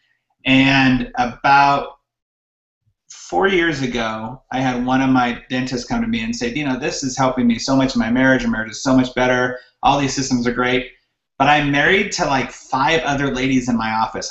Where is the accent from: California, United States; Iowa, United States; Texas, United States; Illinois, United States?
California, United States; high desert of; moved away as an adult; now in Utah, United States; I'm from California originally. I was born and raised there until about 10 years ago. My wife and I both grew up in the high desert of California